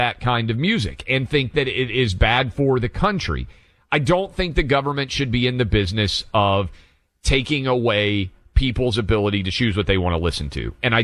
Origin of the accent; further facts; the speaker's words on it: Nashville, Tennessee, United States; Nashville, my hometown